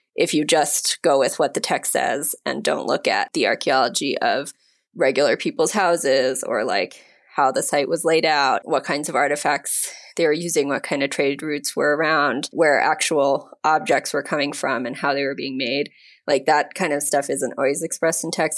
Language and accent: English; United States; now in Mexico; My husband's Mexican, I'm American